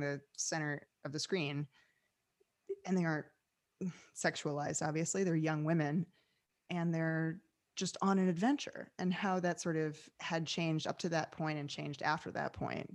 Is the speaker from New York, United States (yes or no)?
yes; New York City, New York, United States; moved away as an adult; now in Los Angeles, United States; I'm from New York City originally, uh, came out of the theater world